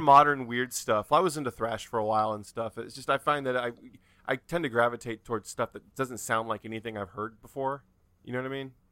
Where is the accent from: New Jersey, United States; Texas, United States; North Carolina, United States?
North Carolina, United States; I'm from North Carolina